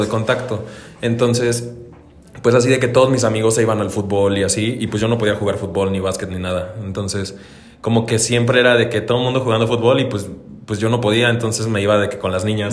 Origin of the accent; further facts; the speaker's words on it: Dolores Hidalgo, Guanajuato, Mexico; now in Celaya, Mexico; soy de Dolores Hidalgo, Alucuna de la Independencia ah. Nacional Guanajuato